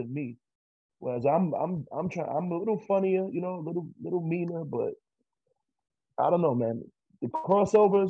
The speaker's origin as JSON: {"language": "English", "region": "New York", "country": "United States", "moved": "yes", "lives_now": "Los Angeles, United States", "said": "I'm from New York"}